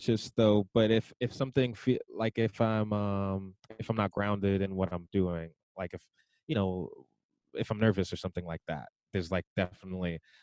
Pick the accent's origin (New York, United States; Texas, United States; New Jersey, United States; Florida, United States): New York, United States; New York City; I'm from Brooklyn